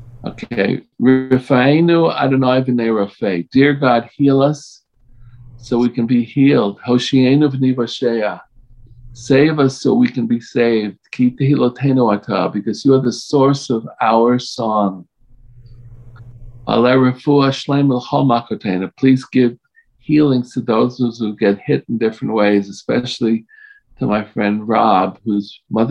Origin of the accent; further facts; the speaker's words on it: Colorado, United States; and I was from Colorado